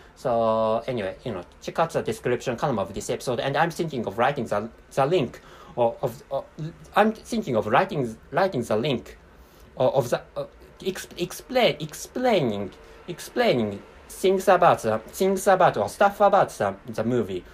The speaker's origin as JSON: {"language": "English", "country": "Japan", "accent": "Japanese", "first_language": "Japanese", "second_language": "English", "said": "I'm a non-native speaker of English language and my mother tongue is Japanese"}